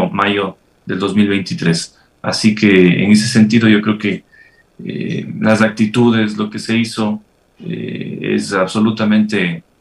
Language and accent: Spanish; Ecuador; Yo creo que todos esperamos como ecuatorianos eh, que las cosas se hagan bien